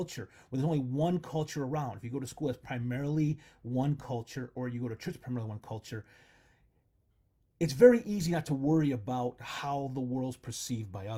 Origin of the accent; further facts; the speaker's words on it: Texas, United States; I was born here in America and my family has been in Texas.